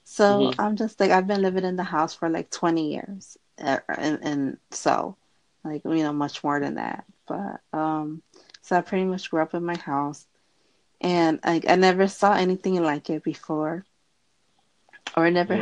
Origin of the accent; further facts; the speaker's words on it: Philadelphia, Pennsylvania, United States; Philadelphia. And you?